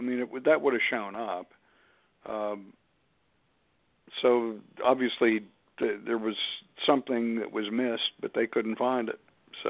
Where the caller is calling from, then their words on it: Pittsburgh, Pennsylvania, United States; I'm calling from Pittsburgh